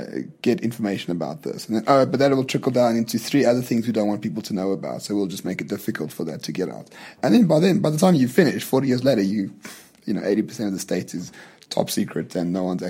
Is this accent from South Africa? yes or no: yes; Johannesburg, Gauteng, South Africa; I grew up dressed in Lanesia.